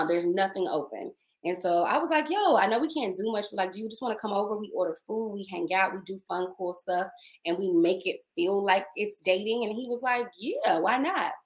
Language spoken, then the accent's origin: English; Dallas, Texas, United States; also born or lived in Maryland; now in Los Angeles, United States